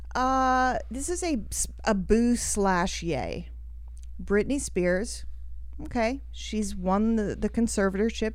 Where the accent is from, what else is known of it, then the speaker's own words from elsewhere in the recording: Australia; moved away; I grew up in Australia